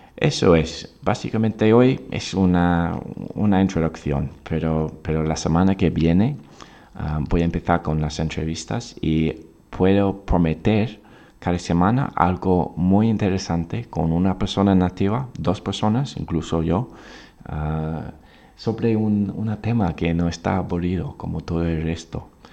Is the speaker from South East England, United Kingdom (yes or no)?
yes; Oxford, South East England, United Kingdom; Spanish is a second language; moved away as an adult; now in Valencia, Spain; soy profesor nativo de Oxford, Inglaterra. Actualmente estoy viviendo en España, en Valencia